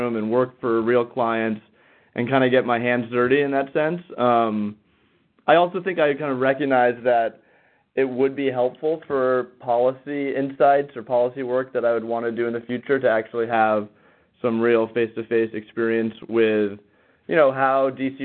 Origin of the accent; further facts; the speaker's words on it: Northern California, United States; now in Washington, D.C., United States; I'm originally from Northern California